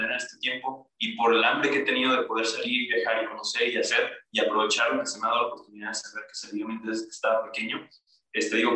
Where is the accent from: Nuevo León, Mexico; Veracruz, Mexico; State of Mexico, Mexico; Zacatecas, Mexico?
State of Mexico, Mexico; Toluca; also born or lived in Aguascalientes / Colima / Sonora; now in Puebla, Mexico; Yo soy de Toluca, del estado de México